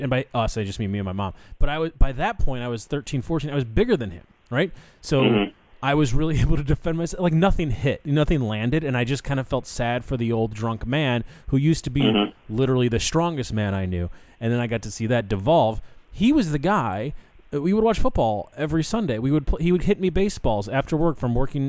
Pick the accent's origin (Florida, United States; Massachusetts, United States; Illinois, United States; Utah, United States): Illinois, United States; Chicago; moved away; I left Chicago